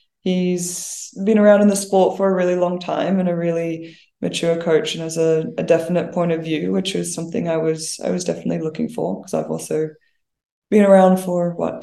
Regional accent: Brisbane, Queensland, Australia; moved away as an adult; now in Canberra, Australia; I'm from Brisbane originally

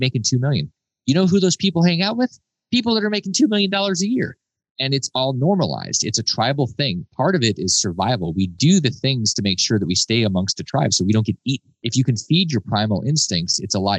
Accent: United States; I was born in America

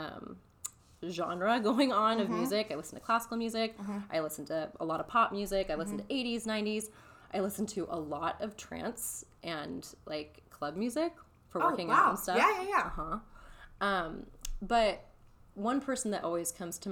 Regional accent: Hemet, California, United States; I'm from Hemet, California

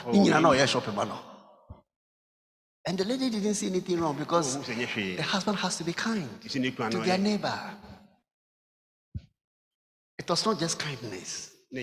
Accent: Koforidua, Eastern Region, Ghana; also born or lived in Kumasi; I was born in Koforidua

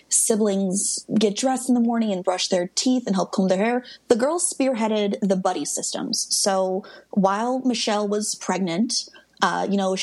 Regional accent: Midwest, United States; I'm from the Midwest

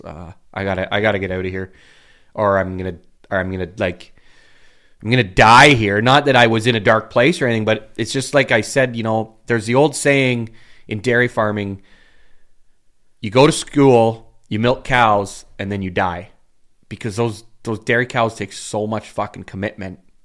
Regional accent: Uxbridge, Ontario, Canada; I love Uxbridge. I love my hometown

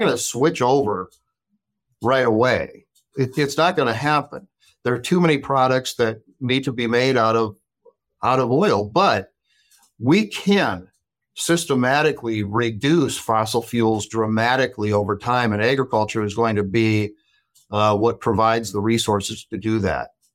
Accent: Watertown, South Dakota, United States; also born or lived in Dallas, Texas; I grew up in Watertown, South Dakota

